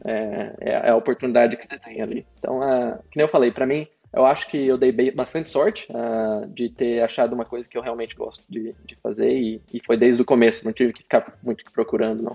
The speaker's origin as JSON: {"language": "Portuguese", "town": "Sertanópolis", "region": "Paraná", "country": "Brazil", "tie": "born or raised there", "also_born_or_lived": "São Paulo", "moved": "as an adult", "lives_now": "Melbourne, Australia", "said": "eu morei em várias cidadezinhas do interior do Paraná, mas a maioria do tempo eu passei em Sertanópolis."}